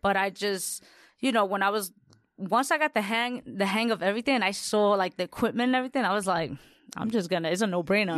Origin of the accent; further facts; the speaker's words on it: New York City, New York, United States; I'm Latina from the Bronx